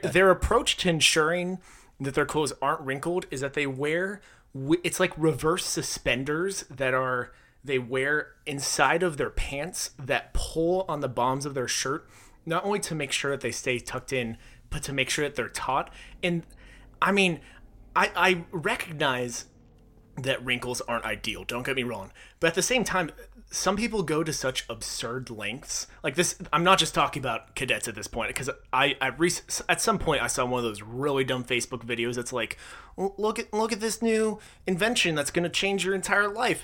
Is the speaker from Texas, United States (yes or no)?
yes; Texas, United States; I was born in Texas.